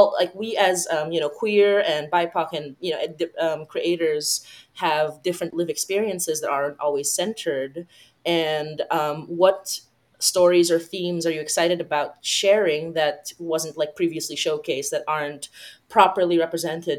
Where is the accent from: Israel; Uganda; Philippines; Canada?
Philippines; I come from the Philippines, which is a Catholic, which is a majority Catholic country.